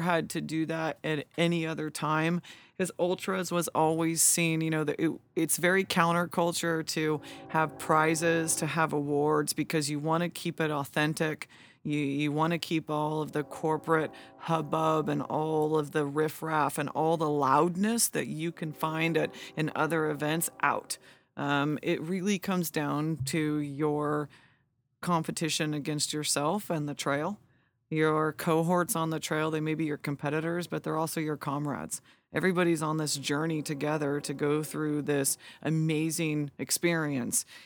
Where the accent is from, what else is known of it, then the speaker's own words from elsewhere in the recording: Lodi, California, United States; also born or lived in Sacramento, United States; now in Auburn, United States; was born and raised in Lodi, but I moved to Sacramento and went to school, lived downtown, and, um, and then moved from there to Auburn to live